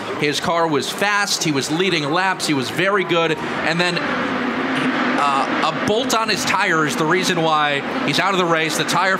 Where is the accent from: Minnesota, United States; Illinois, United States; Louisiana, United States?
Illinois, United States; Chicago; now in Indianapolis, United States; I'm not from here. I'm from Chicago.